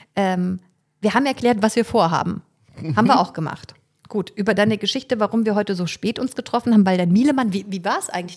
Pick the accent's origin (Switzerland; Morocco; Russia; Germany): Germany; Fulda, Hesse; now in Leipzig, Germany; Ich bin ja in Fulda geboren